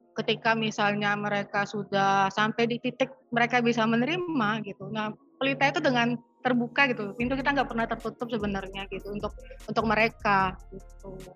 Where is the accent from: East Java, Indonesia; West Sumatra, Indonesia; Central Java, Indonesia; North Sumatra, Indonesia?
West Sumatra, Indonesia; Padang; kami tuh dari kota Padang